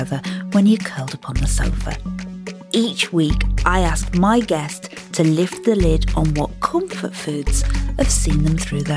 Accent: the Lake District, North West England, United Kingdom; I'm from the Lake District

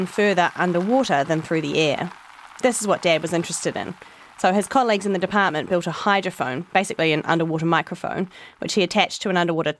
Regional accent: Leigh, Auckland, New Zealand; I grew up in Lee, north of Auckland

